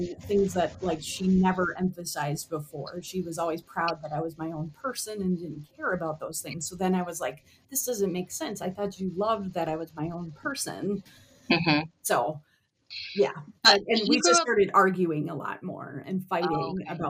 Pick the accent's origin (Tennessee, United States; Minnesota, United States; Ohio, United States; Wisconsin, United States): Minnesota, United States; Minneapolis; I grew up here in the Twin Cities